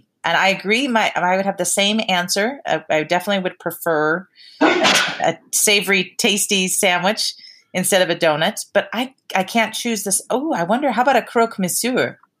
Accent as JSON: {"language": "English", "region": "Montana", "country": "United States", "said": "even though I'm from Montana"}